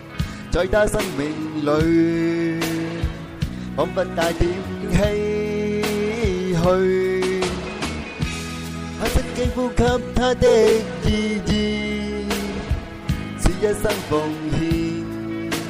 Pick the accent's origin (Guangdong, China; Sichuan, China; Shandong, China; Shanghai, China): Guangdong, China; 虽然我是一个广东人，但是我从小到大都不都基本上不讲粤语